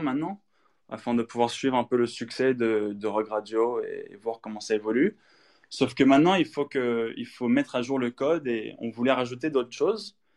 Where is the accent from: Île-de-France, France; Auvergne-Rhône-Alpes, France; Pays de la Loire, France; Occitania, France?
Île-de-France, France; Paris; also born or lived in United Kingdom; français, français. Je suis né à Paris, en fait, mais ma mère, est américaine